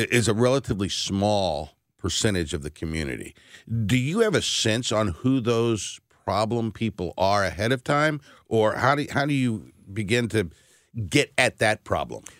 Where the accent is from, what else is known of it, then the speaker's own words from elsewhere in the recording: Berkeley, Missouri, United States; Ferguson, I grew up next door in Berkeley as a young lad.